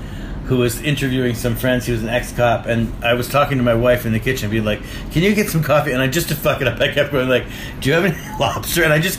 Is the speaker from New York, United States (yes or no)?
yes; Rochester, New York, United States; also born or lived in Purchase, New York; now in New York City, United States; I grew up in Rochester, outside of Rochester.